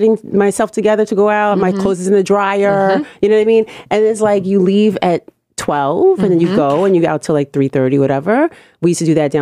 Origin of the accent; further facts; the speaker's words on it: Oakland, California, United States; now in New York, United States; I'm from Oakland.